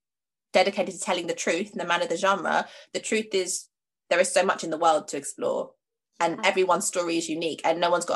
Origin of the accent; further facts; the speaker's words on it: United Kingdom; I love the fact that I'm British, and I love the fact that I'm from the UK